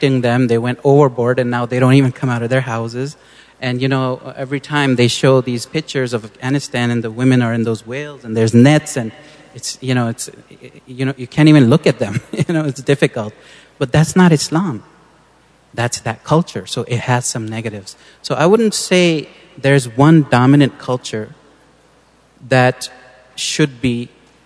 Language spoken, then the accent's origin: English; San Diego, California, United States; I grew up in San Diego, and a very American kid